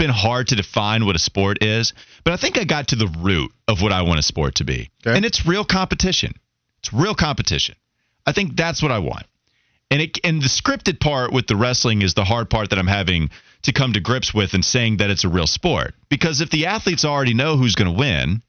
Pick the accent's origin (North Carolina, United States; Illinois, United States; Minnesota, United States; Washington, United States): North Carolina, United States; Claremont; I come from Claremont, North Carolina, which is where Rock Barn is located